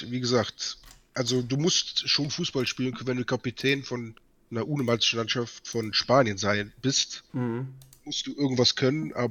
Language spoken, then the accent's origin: German; Cologne, North Rhine-Westphalia, Germany; Für mich als Kölner sage ich natürlich, Düsseldorf ist auch sofort weg, das ist ganz klar